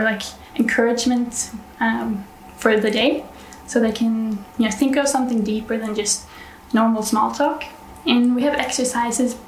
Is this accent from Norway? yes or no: yes; Norway; I'm from Norway